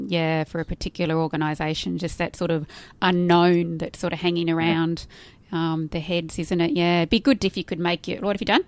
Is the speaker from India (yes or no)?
no; Australia; I'm an Australian